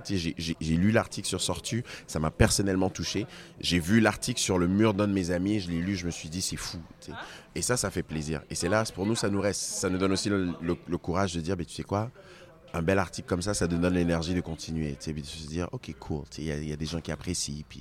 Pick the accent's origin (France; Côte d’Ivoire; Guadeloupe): Côte d’Ivoire; born there; Je suis né en Côte d'Ivoire. Mes parents sont de Togo. J'ai vécu sur trois continents.